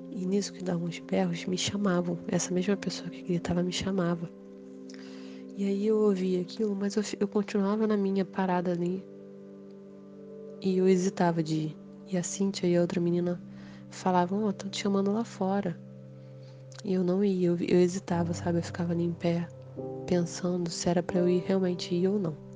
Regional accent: Rio de Janeiro, Brazil; eu sou aqui do Rio de Janeiro e vim contar é, a última experiência espiritual

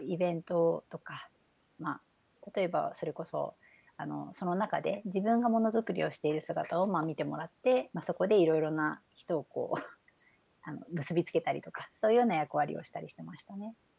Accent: Ube, Yamaguchi, Japan; moved away as an adult; 生まれてから、まあ、高校まで山口県で過ごしたんですけど

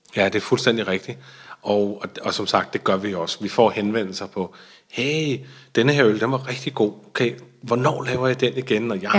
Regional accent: Denmark; vi er jo danske, jeg er jo dansker

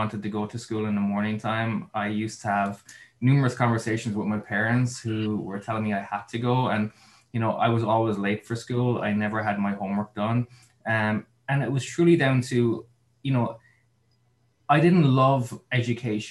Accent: Mitchelstown, Munster, Ireland; now in Los Angeles, United States; I'm originally from Mitchellstown in Cork. I currently live in Los Angeles in California

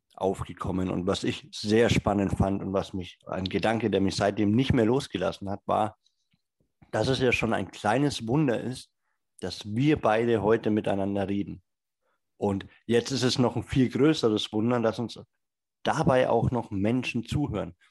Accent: Franconia, Bavaria, Germany; Ich komme ja aus Franken

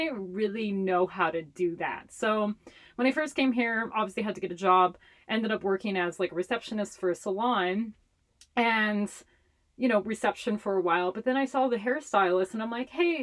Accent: Honolulu, Hawaii, United States; first language Hawaiian Pidgin English; moved away as an adult; now in Portland, United States; I grew up in Chinatown in Honolulu, Hawaii.

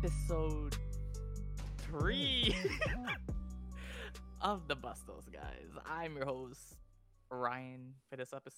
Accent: Canada; We're Canadian

